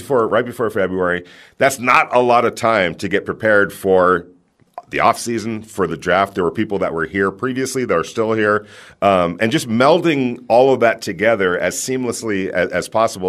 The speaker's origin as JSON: {"language": "English", "town": "New York City", "region": "New York", "country": "United States", "said": "I'm a New Yorker"}